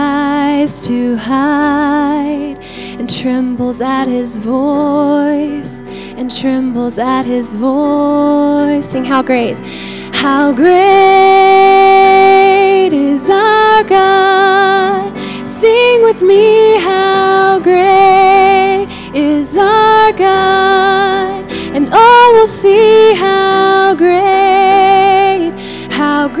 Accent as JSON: {"language": "English", "town": "Cranfills Gap", "region": "Texas", "country": "United States", "tie": "born or raised there", "said": "I am from Cranfield's Gap, Texas, as Mark said. That's about a town of, it was like 280 people when I lived there. I grew up there"}